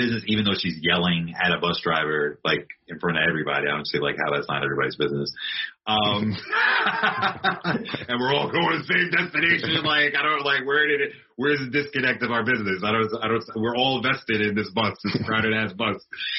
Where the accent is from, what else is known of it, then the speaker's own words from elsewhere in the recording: New York City, New York, United States; I'm a New Yorker.